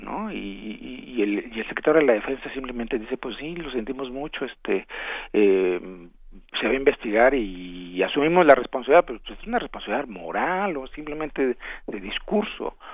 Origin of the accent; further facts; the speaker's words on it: Mexico; somos malos mexicanos